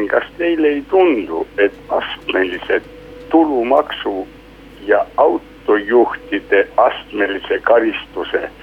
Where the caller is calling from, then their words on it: Tartu, Tartu County, Estonia; Eh, tervist